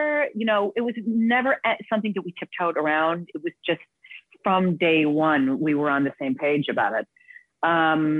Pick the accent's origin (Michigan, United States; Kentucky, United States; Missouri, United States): Michigan, United States; Detroit; I grew up in Detroit, Michigan.